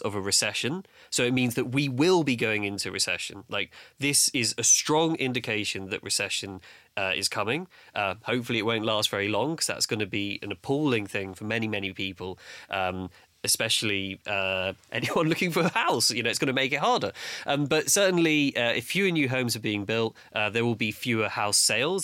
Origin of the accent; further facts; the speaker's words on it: London, United Kingdom; I grew up in Battersea